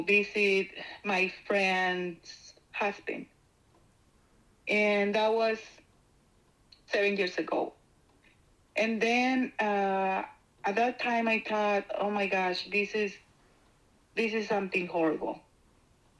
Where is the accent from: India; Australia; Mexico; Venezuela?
Mexico; moved away; I am from Mexico